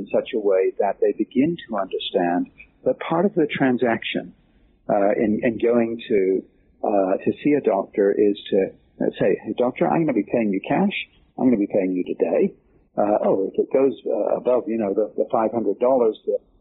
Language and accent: English; England, United Kingdom; now in United States; being an Englishman who came over to the United States